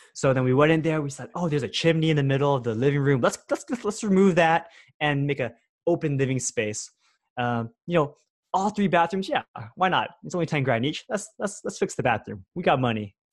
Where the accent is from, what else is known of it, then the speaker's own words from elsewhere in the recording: Bay Area, California, United States; I grew up here in the Bay Area